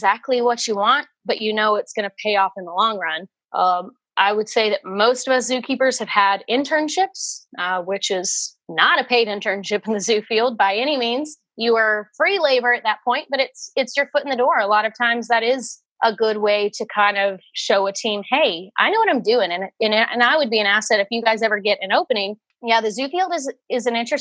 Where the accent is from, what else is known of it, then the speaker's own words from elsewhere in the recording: Nashville, Tennessee, United States; I was raised in the Nashville area and I grew up going to the Nashville Zoo